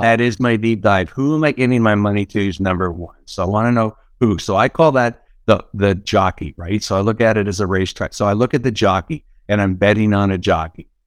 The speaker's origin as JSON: {"language": "English", "town": "Niagara Falls", "region": "Ontario", "country": "Canada", "said": "I'm from Niagara Falls, Canada, that's where I'm originally from."}